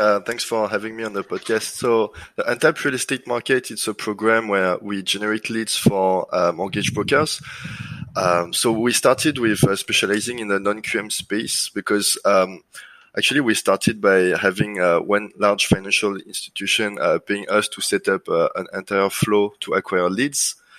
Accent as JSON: {"language": "English", "country": "France", "accent": "French", "second_language": "English", "lives_now": "Singapore", "said": "Yeah, correct. So actually I started as my first job was software engineer for like a reporting system for nuclear power plants in France."}